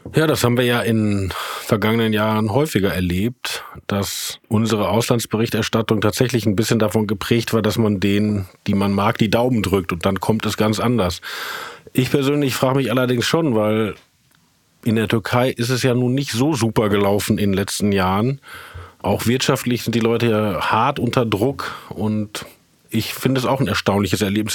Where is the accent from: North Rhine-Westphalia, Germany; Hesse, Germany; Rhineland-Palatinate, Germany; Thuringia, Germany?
North Rhine-Westphalia, Germany; Herne; also born or lived in Essen; ich bin zwar in Essen geboren, aber mhm. in Wanne-Eickel aufgewachsen